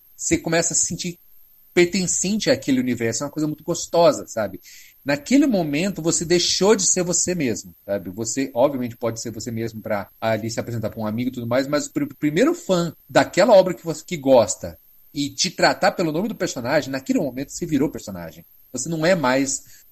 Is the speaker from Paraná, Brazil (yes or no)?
yes; Paraná, Brazil; also born or lived in Londrina, Paraná; eu morava em Londrina, no Paraná. Sim, eu sou paranaense